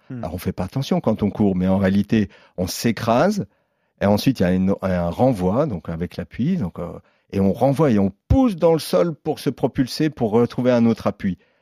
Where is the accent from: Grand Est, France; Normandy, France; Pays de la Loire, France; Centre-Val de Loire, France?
Grand Est, France; Lorraine, near Vittel; je viens de Lorraine, euh, de Vitel. D'accord. Juste à côté de, de Vitel